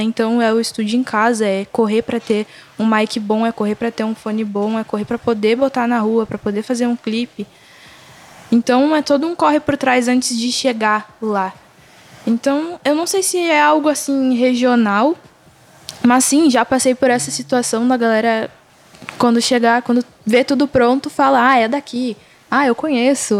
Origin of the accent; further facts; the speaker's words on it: Rio Grande do Sul, Brazil; eu sou daqui mesmo, sou de, da Zona Sul.